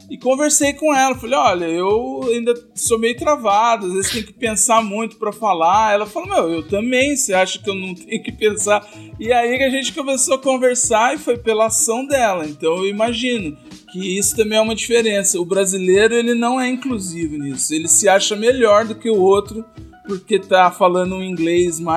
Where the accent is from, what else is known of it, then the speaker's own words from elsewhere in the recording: Brazil; Com, com o inglês do chinês, eu já sendo brasileiro